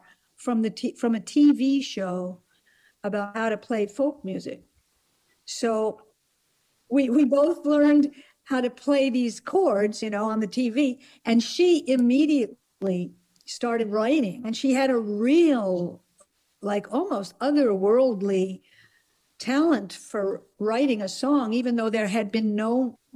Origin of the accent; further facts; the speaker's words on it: New Jersey, United States; We grew up in New Jersey